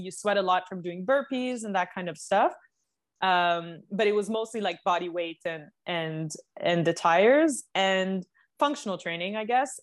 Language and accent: English; Canada; moved away as an adult; now in United States; being a Canadian